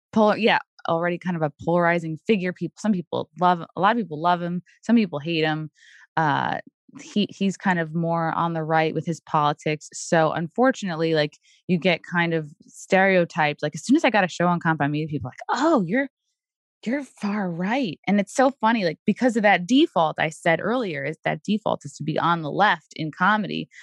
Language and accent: English; Long Island, New York, United States; born and raised on Long Island too